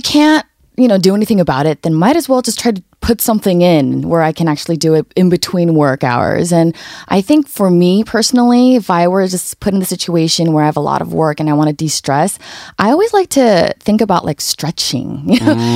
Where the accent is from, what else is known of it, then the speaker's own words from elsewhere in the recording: United States; now in Seoul, South Korea; when I was growing up in America, the States too